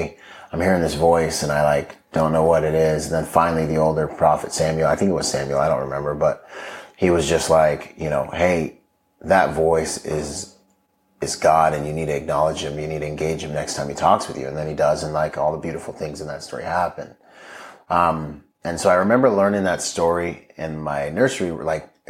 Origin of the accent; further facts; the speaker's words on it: Bahamas; moved away; also born or lived in Washington State; I grew up in the Bahamas